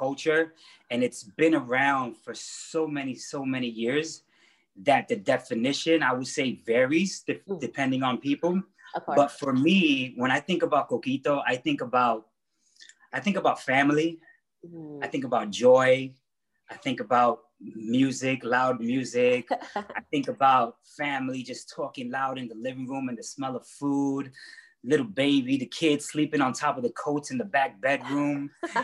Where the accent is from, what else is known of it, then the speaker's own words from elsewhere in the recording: New York City, New York, United States; also born or lived in Ponce, Puerto Rico; I was born in Ponce, Puerto Rico, and raised in Bushwick, Brooklyn.